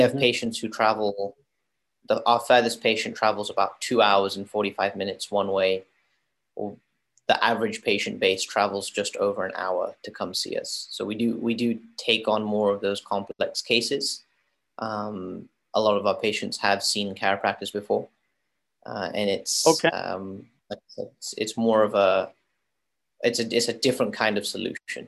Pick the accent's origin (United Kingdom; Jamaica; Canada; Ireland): United Kingdom; London; also born or lived in Florida, United States; now in San Diego, United States; I was born in Florida, raised in London, traveled the world and like obviously experienced different things, and chose to finally settle down in California